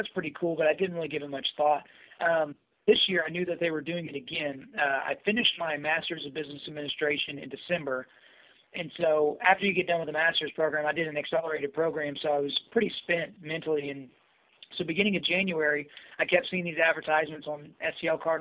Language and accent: English; Southwest Oklahoma, United States; also born or lived in Edmond, Oklahoma; I grew up in Southwest Oklahoma